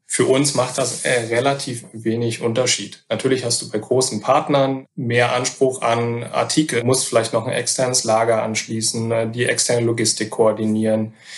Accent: Wolfsburg, Lower Saxony, Germany; moved away as an adult; also born or lived in Oldenburg / Gütersloh / Cologne / Hamburg; gebürtig aus Wolfsburg, äh, dann äh, studiert in Oldenburg

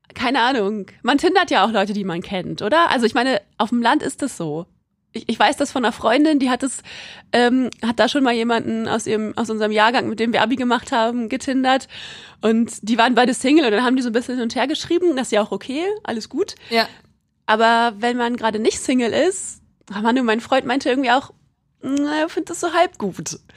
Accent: Quakenbrück, Lower Saxony, Germany; also ich komme aus Quakenbrück, das ist in Niedersachsen

